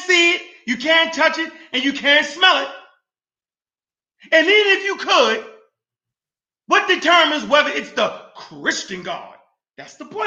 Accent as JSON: {"language": "English", "town": "Baltimore", "region": "Maryland", "country": "United States", "tie": "born or raised there", "said": "I was born in Baltimore, Maryland, right? I went to Browns Memorial on Belvedere."}